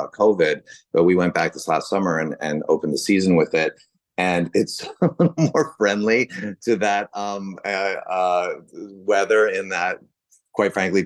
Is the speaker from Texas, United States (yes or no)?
no; San Francisco, California, United States; grew up in San Francisco